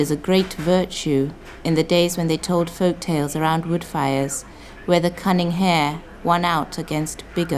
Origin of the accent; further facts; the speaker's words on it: Kenya; I'm from the Kikuyu tribe in Kenya.